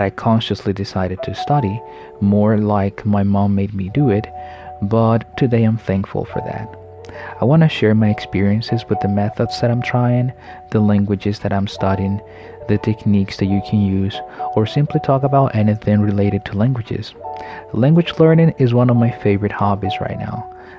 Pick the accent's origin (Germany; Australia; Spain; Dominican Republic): Dominican Republic; English is a second language; I'm from Dominican Republic. Dominican Republic is a little island in the middle of the Caribbean. Here, we speak Spanish and I'm a language enthusiast.